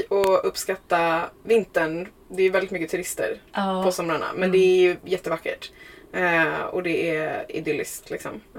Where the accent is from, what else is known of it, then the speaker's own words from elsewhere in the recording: Huddinge, Stockholm County, Sweden; now in Vaxholm, Sweden; jag är uppväxt i Huddinge, eh, mm-hmm. söder om Stockholm.